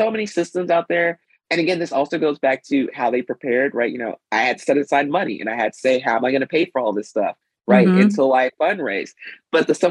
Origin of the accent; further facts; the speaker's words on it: Mississippi, United States; moved away; when I was growing up in Mississippi